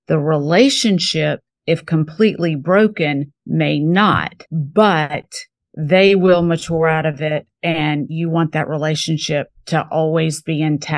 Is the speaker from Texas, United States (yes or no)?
no; Mississippi, United States; now in New Orleans, United States; You can't be from Mississippi and, you know, live in New Orleans without appreciating antiques.